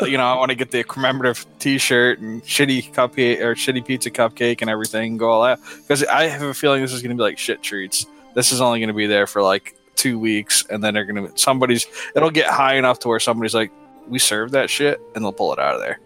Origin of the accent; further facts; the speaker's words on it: Northeast, United States; moved away; I grew up in the Northeast